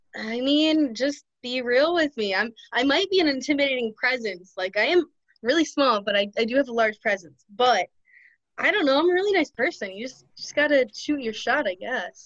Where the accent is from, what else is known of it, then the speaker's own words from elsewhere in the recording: Ohio, United States; now in Michigan, United States; from Ohio, but I live in Michigan at the moment.